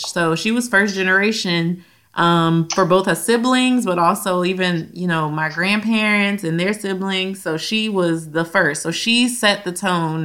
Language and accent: English; Louisiana, United States; We're from Louisiana